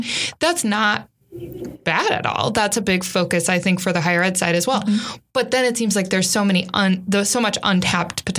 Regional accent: Iowa, United States; I'm from Iowa

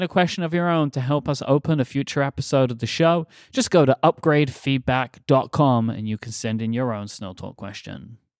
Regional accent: London, United Kingdom; moved away; we are coming to my hometown

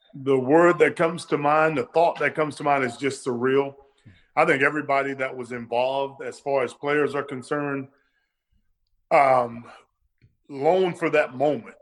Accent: Florida, United States; I'm from Florida

